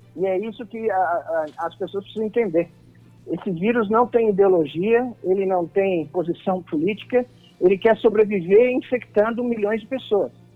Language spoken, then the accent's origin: Portuguese; Brazil; como brasileiro e patriota